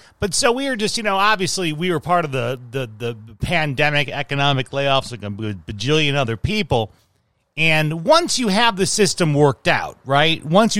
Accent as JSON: {"language": "English", "town": "Chicago", "region": "Illinois", "country": "United States", "tie": "born or raised there", "moved": "yes", "said": "a lot of where I grew up in Chicago were Polish and Mexican immigrant families."}